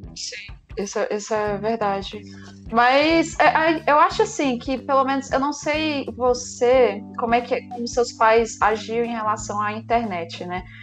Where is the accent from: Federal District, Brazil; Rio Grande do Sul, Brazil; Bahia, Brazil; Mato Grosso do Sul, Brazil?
Federal District, Brazil; Brasília; sou daqui de Brasília, do Cerradão